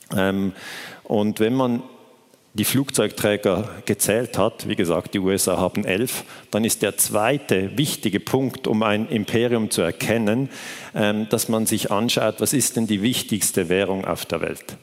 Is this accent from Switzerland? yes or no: yes; Switzerland; ich komme aus der Schweiz